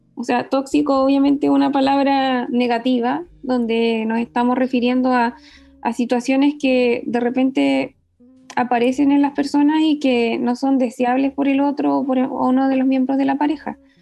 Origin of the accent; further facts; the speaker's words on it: Valdivia, Los Ríos, Chile; now in Santiago, Chile; soy del sur, soy de Valdivia, pero vivo en Santiago